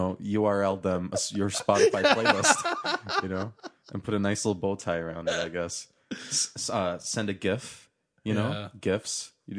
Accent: Turkey; I'm for sure going to buy the house that I grew up in Turkey, in the apartment complex that I was raised in.

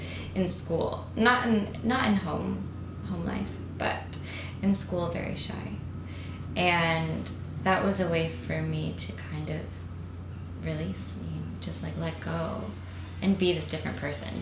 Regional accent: Central Florida, United States; moved away as an adult; also born or lived in Tallahassee, Florida; now in New York, United States; I'm from Florida. Yeah. From like outside of Tampa area. Like born in Tallahassee, which is where Florida State is. And then raised in Central Florida.

